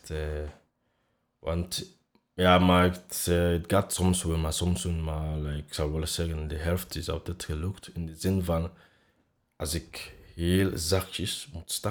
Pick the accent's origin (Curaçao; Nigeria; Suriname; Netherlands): Nigeria; accent: African; Dutch is a second language; now in Belgium; Ja, Nigeria te gaan